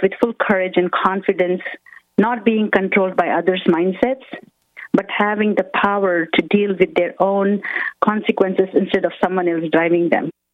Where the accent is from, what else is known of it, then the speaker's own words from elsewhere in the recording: India; moved away as an adult; now in United States; I come from India and I moved to United States when I was 21. So growing up in India